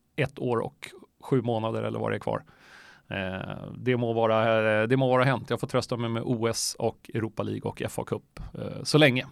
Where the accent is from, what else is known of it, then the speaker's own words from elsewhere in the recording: Stockholm, Stockholm County, Sweden; also born or lived in Myanmar; jag är uppvuxen på Östermalm, eh, men där, och mina föräldrar bor kvar där. Eh, mitt i Stockholm